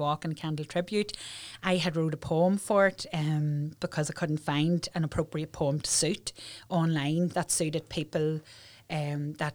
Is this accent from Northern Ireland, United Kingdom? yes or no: yes; Newry, Northern Ireland, United Kingdom; I'm involved with the regional committee and the local Newry Mourn Down committee, because I'm from Newry